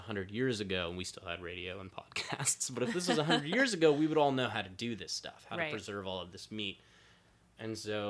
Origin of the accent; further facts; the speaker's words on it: San Antonio, Texas, United States; now in New York City, United States; I come from Texas. I'm from San Antonio. Tacos were given to me from birth.